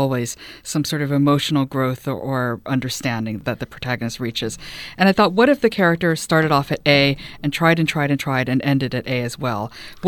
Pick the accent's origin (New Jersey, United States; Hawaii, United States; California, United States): Hawaii, United States; also born or lived in Los Angeles / Texas; I was raised in Hawaii. We lived there for a little bit when I was a kid, and then again, I finished up high school there. The family had been living in Texas